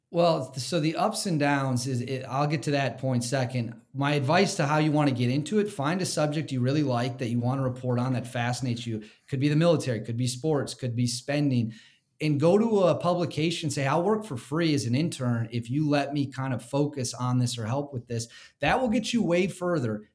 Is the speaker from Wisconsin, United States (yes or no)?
yes; Wisconsin, United States; I grew up in Wisconsin